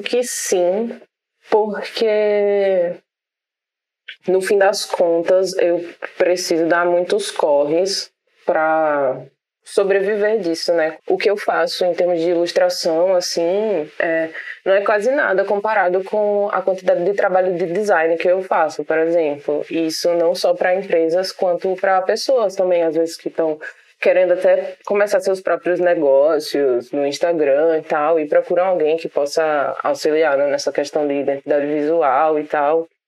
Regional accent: Brazil; enquanto brasileiro

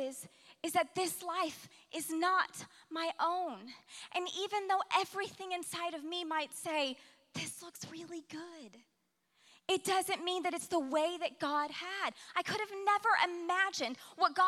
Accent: Alaska, United States; now in Oklahoma, United States; I spent the majority of my formative years growing up in Alaska

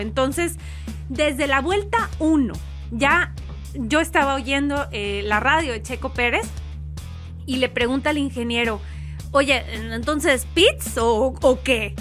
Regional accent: northern Mexico, Mexico; soy norteña

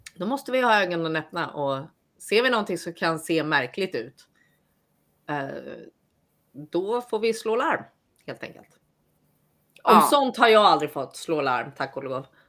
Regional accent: Sweden; moved away as an adult; now in United States; som svensk

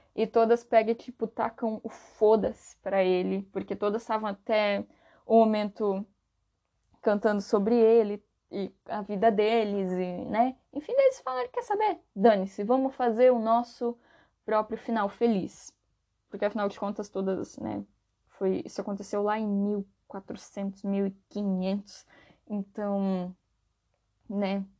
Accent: Brazil; aqui no Brasil

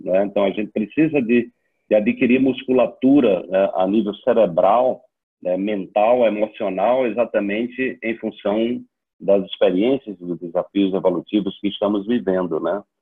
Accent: Serra Talhada, Pernambuco, Brazil; also born or lived in Recife; Eu sou sertanejo lá do Serra Talhada, uma cidade do sertão de Pernambuco, a 400 quilômetros de Recife.

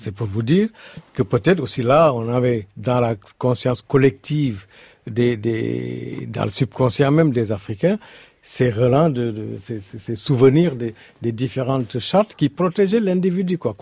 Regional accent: Senegal; je suis, Wolof, je suis du Sénégal

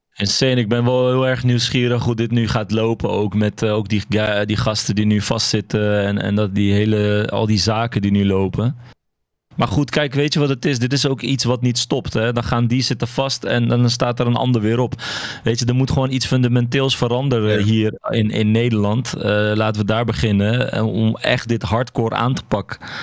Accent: Morocco; now in Netherlands; ik kom zelf uit Marokko

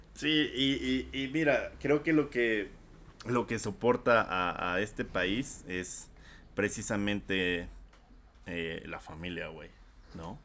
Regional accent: Mexico; al ser nosotros de esa nacionalidad

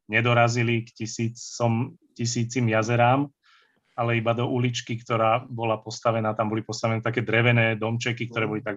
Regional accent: Banská Štiavnica, Banská Bystrica Region, Slovakia; also born or lived in Vyhne / Žiar nad Hronom; v roku 81 sme sa presťahovali sem na Ergištvolňu, teda, teda vlastne do Štiavnice, no, do tesnej mm. blízkosti.

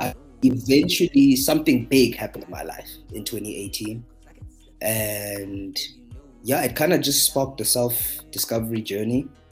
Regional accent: Johannesburg, Gauteng, South Africa; I'm from Johannesburg, South Africa

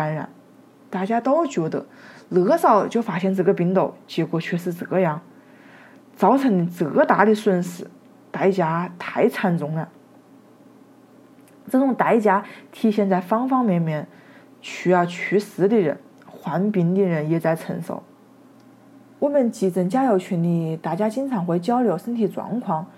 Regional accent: Wuhan, Hubei, China; 作为武汉人，我们哪一个不热爱自己的城市？

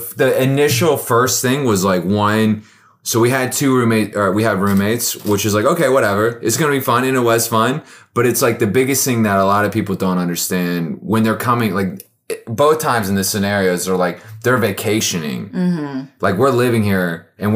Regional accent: the South, United States; I'm from the South

